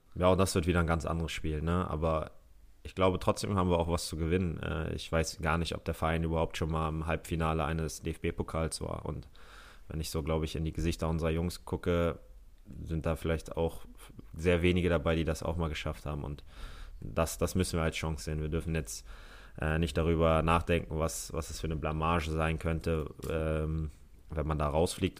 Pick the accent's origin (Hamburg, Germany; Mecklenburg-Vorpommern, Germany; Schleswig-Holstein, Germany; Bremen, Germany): Hamburg, Germany; moved away; ich bin Hamburger Jung. Äh, von daher, das ist meine Heimatstadt